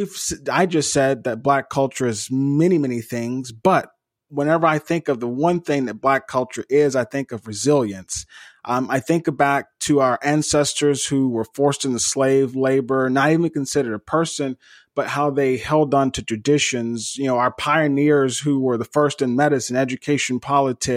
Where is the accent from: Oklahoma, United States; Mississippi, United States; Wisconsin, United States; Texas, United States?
Mississippi, United States; Eupora; growing up in Eupora